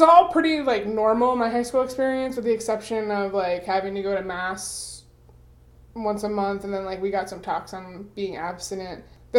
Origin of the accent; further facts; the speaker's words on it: Fort Lauderdale, Florida, United States; I grew up in South Florida, in Broward County, in Fort Lauderdale specifically.